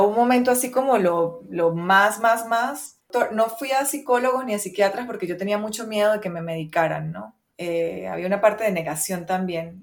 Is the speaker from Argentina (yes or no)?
no; Venezuela; yo soy venezolana, ¿verdad? Crecí en Venezuela